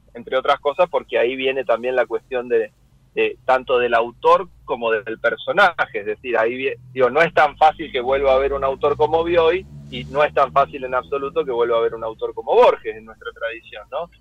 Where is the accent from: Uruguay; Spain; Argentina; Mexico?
Argentina; Lanús, Buenos Aires Province; moved away as an adult; also born or lived in Bernal; now in Paris, France; pero yo soy de Lanús, yo me crié en Lanús